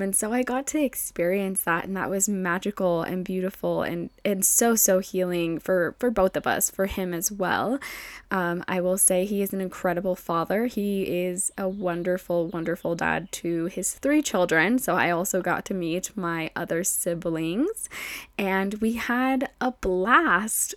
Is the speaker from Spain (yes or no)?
no; Mexico; moved away; coming back to my hometown in Mexico